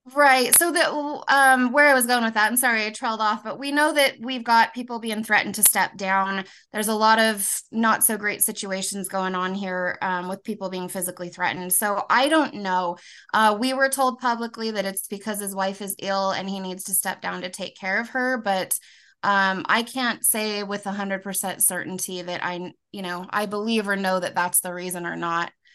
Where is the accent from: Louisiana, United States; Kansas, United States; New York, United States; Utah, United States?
Utah, United States; also born or lived in California; I was born in California, but we moved to Utah when I was five. So I've, I've pretty much grown up here in Utah, Utah County.